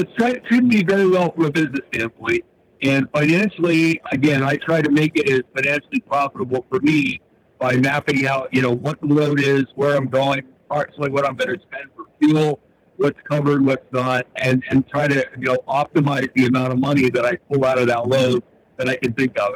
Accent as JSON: {"language": "English", "region": "Northeast", "country": "United States", "said": "I'm from the Northeast."}